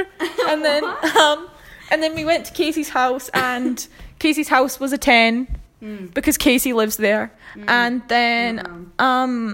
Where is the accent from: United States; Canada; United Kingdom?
United Kingdom; Annan, Scotland; moved away; Annan, my hometown